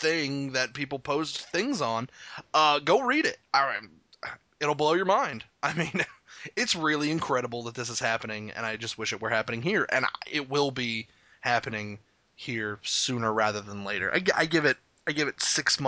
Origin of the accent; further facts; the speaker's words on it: Arkansas, United States; I'm from Arkansas. I've lived here the better portion of my life. I wasn't born here